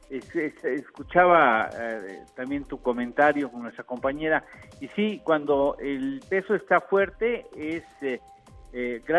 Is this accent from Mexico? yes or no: yes; Mexico